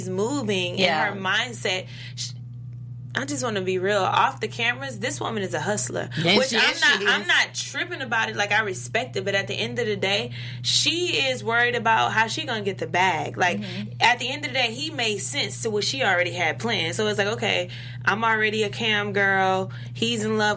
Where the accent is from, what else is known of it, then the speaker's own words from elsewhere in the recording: the South, United States; I come from the South.